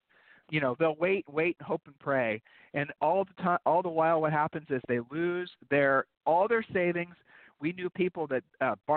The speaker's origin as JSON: {"language": "English", "town": "Columbus", "region": "Ohio", "country": "United States", "tie": "born or raised there", "said": "Julie and I, and we grew up in Columbus, Ohio"}